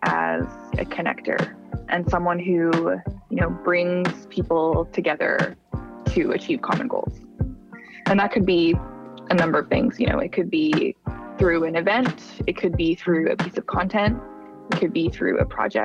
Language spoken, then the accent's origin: English; Calgary, Alberta, Canada; now in Toronto, Canada; I'm from Calgary originally